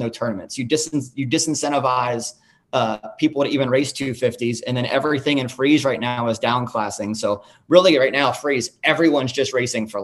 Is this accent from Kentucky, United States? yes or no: yes; Kentucky, United States; I grew up in Kentucky, you know, Cincinnati, right across the river. We've got a horse park that was 10 minutes from where I grew up